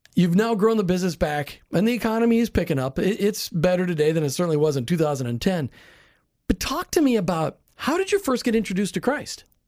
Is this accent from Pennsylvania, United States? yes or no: no; Minnesota, United States; moved away; I grew up in Minnesota